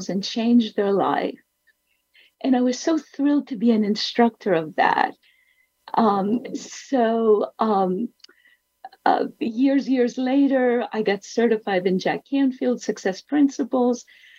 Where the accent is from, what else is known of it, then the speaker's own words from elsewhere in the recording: Athens, Attica, Greece; I was born in Athens